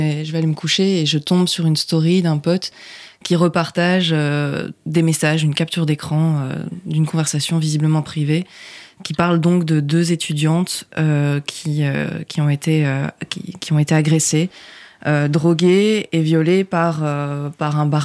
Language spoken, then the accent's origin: French; Provence-Alpes-Côte d'Azur, France; moved away as an adult; now in Brussels, Belgium; je vais avoir 30 ans, euh, je suis une jeune femme euh, qui vient du sud de la France.